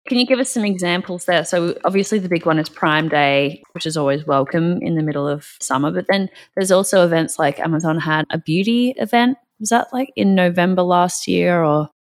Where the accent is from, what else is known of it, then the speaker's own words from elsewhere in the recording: Australia; now in North America; I'm from Australia